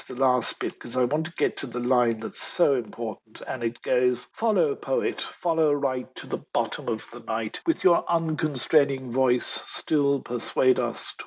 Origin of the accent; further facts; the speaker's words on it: Ireland; as an Irishman